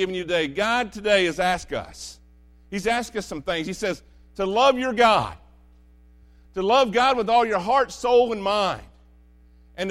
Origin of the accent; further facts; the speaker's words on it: United States; I love being American.